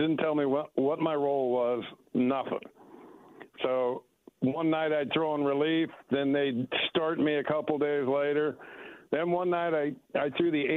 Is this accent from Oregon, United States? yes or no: yes; Oregon, United States; also born or lived in Santa Ana, California; I was born in Santa Ana, California, and we left there, I believe, when I was four. So growing up in Oregon, it was awesome